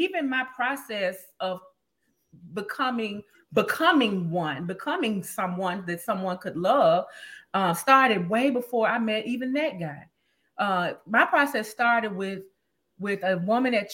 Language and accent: English; Memphis, Tennessee, United States; moved away as an adult; also born or lived in Dallas, Texas; now in Los Angeles, United States; I grew up, born and raised in Memphis